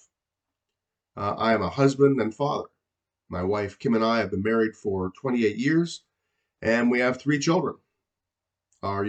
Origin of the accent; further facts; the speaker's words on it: Niagara region, Ontario, Canada; also born or lived in Hamilton area; I grew up in the Niagara region